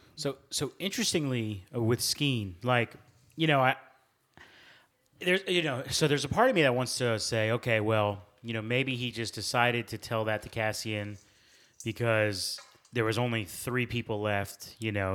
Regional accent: United States; as an American

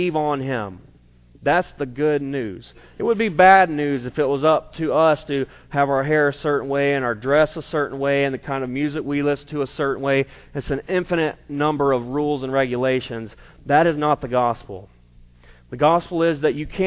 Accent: South Carolina, United States; moved away; growing up in South Carolina

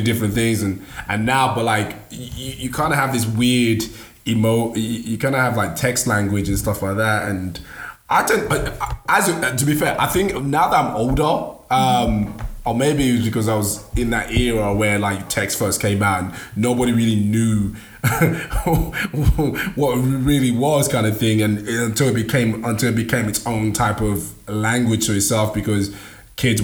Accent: Nigeria; English is a second language; I'm Nigerian, so I spoke it. It wasn't my first language

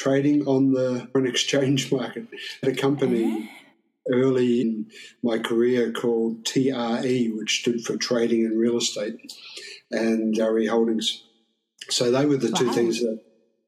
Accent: Australia; now in Shanghai, China; being Australian

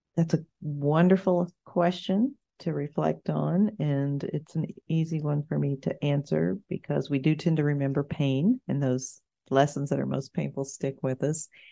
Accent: Arkansas, United States; moved away as an adult; also born or lived in Little Rock / San Diego / Gainesville, Florida; now in Florida, United States; We're both from Arkansas

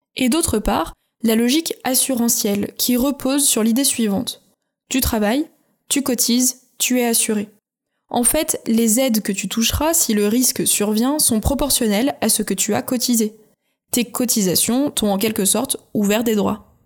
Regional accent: France; chez nous, en France

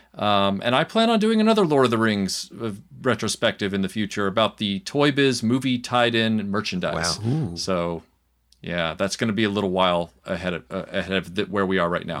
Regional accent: Nashville, Tennessee, United States; I was born in Nashville, Tennessee in the United States, which is a southern state, and I was born in 78. So I grew up in the 80s

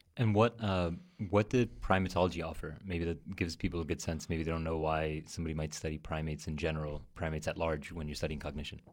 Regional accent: New York City, New York, United States; I'm from New York, uh, from Queens, and, um, my family are, are Armenian immigrants, so grew up with a lot of different languages in the house

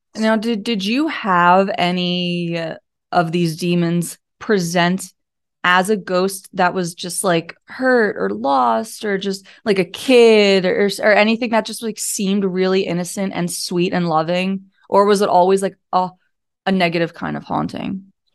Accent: Pennsylvania, United States; I'm from Pennsylvania

